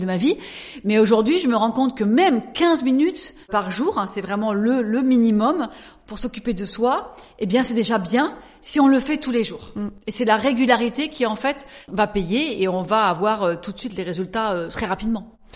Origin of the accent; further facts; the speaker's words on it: Alsace, Grand Est, France; moved away as an adult; also born or lived in Paris; je suis née quand même en Alsace donc je suis une alsacienne et à l'âge de 19 ans, 20 ans, je suis montée donc sur Paris